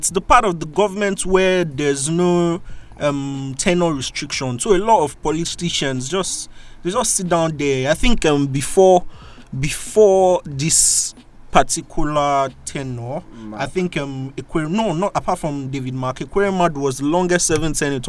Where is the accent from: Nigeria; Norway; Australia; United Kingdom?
Nigeria; born there; Yeah, actually, I was born in Nigeria.